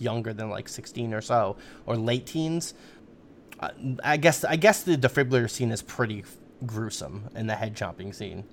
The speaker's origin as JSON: {"language": "English", "country": "United States", "said": "as an American"}